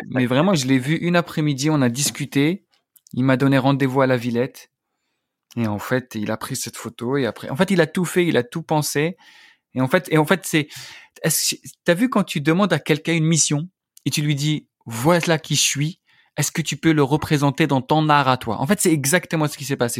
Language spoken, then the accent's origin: French; Algeria; moved away; je suis algérien